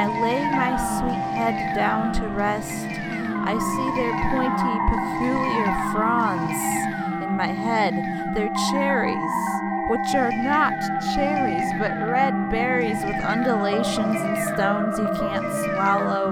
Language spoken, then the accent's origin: English; Midwest, United States; now in Miami, United States; I grew up in the Midwestern suburbs